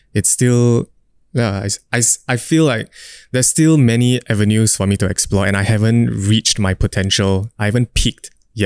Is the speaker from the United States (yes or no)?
no; Singapore; I'm a Singaporean dude